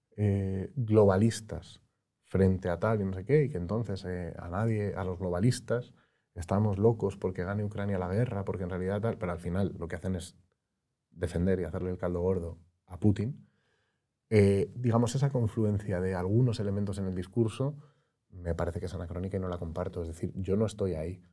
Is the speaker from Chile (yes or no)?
no; Madrid, Community of Madrid, Spain; yo soy de Madrid